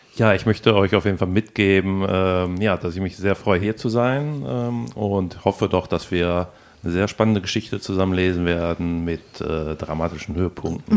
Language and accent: German; Ruhr area, North Rhine-Westphalia, Germany; moved away as an adult; also born or lived in Hamburg; now in Vienna, Austria; Ruhrpott stimmt natürlich, ich komme aus dem Ruhrpott